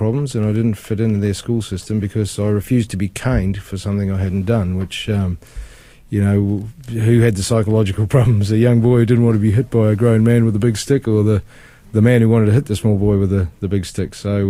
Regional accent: New Zealand; born or raised there; also born or lived in England

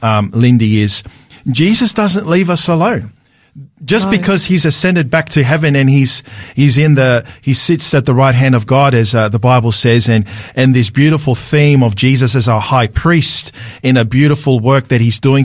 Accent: Sydney, New South Wales, Australia; I'm from Sydney, so living in Sydney.

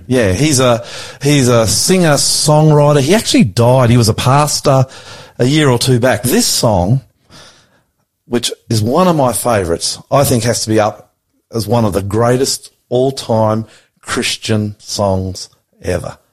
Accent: Australia; I'm the Aussie pastor.

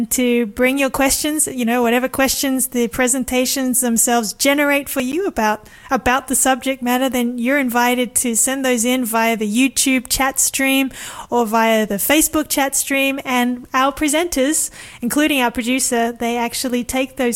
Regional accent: Sydney, New South Wales, Australia; I was born in Sydney. Grew up there.

